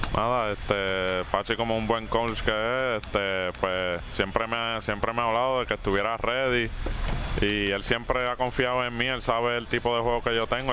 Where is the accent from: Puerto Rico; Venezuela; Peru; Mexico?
Puerto Rico; Luquillo; also born or lived in Boston, Massachusetts / Carolina / Mayagüez / Miami; Pues yo nací en Boston, Massachusetts, pero me crié en Luquillo